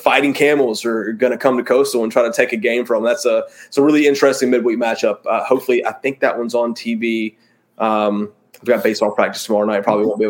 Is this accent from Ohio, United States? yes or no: no; Greenville, North Carolina, United States; born and raised in Greenville, North Carolina, man, growing up playing ball, like we used to go to watch ECU games all the time.